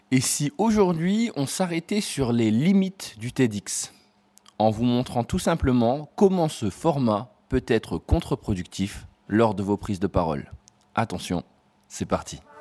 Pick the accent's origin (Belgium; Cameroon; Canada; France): France; en tant que Français